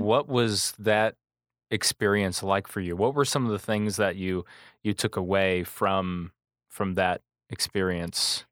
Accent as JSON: {"language": "English", "town": "Manteno", "region": "Illinois", "country": "United States", "tie": "born or raised there"}